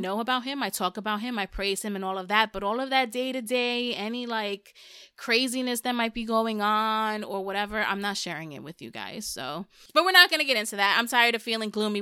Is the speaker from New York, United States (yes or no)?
yes; New York City, New York, United States; first language Spanish; English is a second language; I'm from New York